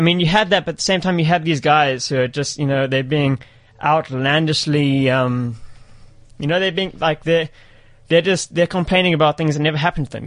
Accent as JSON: {"language": "English", "country": "South Africa", "said": "in terms of my being part of like being a South African, to an extent I am, but to an extent I'm not."}